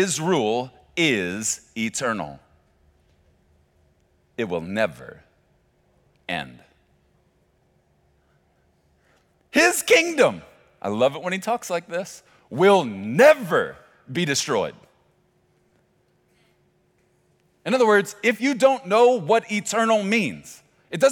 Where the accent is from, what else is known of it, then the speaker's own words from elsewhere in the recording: Chicago, Illinois, United States; moved away; I grew up in Chicago during my, what I call formative years, athletically